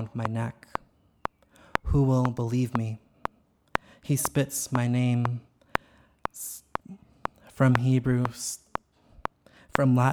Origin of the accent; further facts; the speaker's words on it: United States; I grew up in the United States, but my family's never actually left the country before